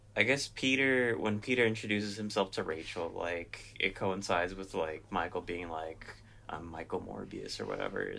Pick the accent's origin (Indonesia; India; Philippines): Philippines; I'm Filipino